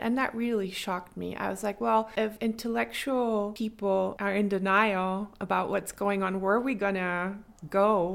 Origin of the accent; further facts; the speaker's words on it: Wolfenbüttel, Lower Saxony, Germany; moved away as an adult; also born or lived in Baden-Württemberg / Tübingen / Stuttgart; now in Freiburg, Germany; I'm from Wolfenbüttel in Niedersachsen. That's in northern Germany